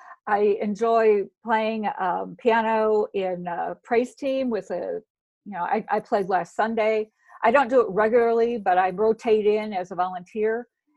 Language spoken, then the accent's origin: English; Chicago, Illinois, United States; also born or lived in Arkansas; We live 14 years in Arkansas, so maybe there's a little bit of that, but I'm originally from Chicago, so it's a mix.